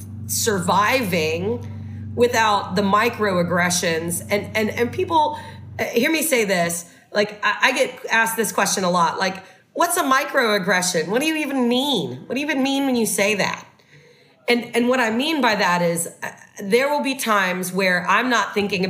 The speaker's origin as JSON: {"language": "English", "region": "the South", "country": "United States", "tie": "born or raised there", "said": "I was raised in the South"}